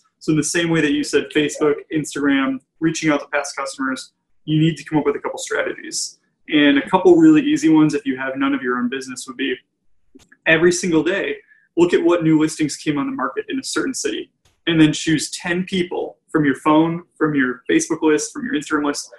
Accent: Plymouth, United States; Yeah. I mean, growing up in Plymouth, my parents' realtor, who I've never met, but I talk about her in every presentation I do.

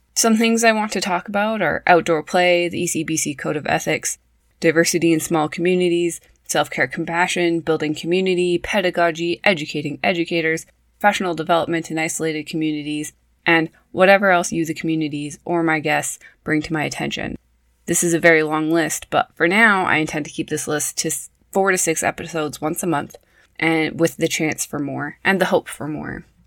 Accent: Prince George, British Columbia, Canada; also born or lived in Saskatoon; I was raised in Prince George, BC.

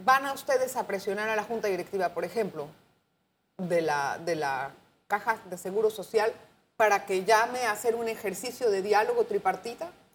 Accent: Panama; Ya sabe cómo somos los panameños

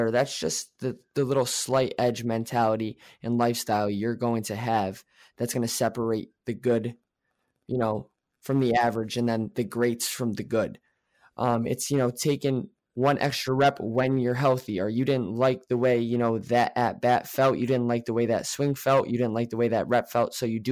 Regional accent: New York, United States; I am from New York

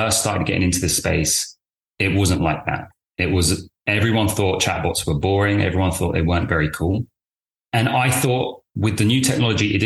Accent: London, United Kingdom; also born or lived in Cambridge; I'm from the UK. I was born in London.

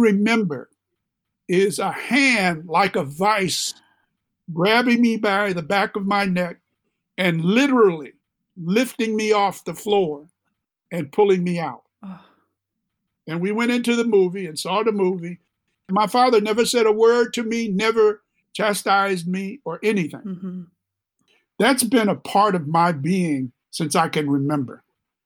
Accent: Chicago, Illinois, United States; also born or lived in Jackson, Mississippi / Crystal Springs, Mississippi / Liberia; We moved from there in 1944 to the south side of Chicago

